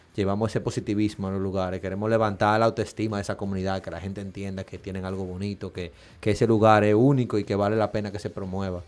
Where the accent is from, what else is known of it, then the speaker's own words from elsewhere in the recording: Dominican Republic; nosotros como dominicanos